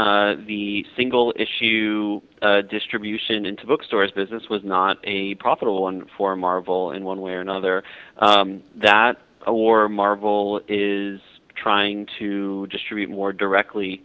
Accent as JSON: {"language": "English", "town": "Buffalo", "region": "New York", "country": "United States", "tie": "born or raised there", "said": "I grew up in Buffalo, New York, so I'm used to it"}